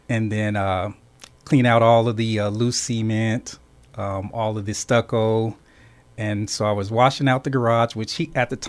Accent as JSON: {"language": "English", "town": "Phoenix", "region": "Arizona", "country": "United States", "tie": "born or raised there", "said": "I grew up right here in South Phoenix, Park South neighborhood, 19th Street and Roser. Went over to North High School, so just a all-around Phoenix guy"}